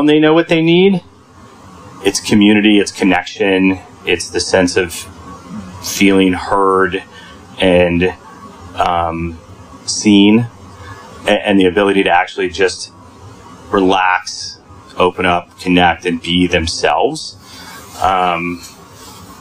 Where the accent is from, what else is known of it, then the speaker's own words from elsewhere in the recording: Kansas, United States; moved away as an adult; I came to this work through really my own experience as a young man growing up in Kansas